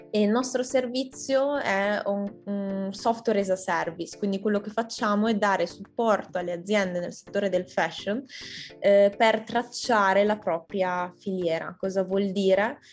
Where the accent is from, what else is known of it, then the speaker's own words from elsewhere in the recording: Italy; io sono appunto come italiana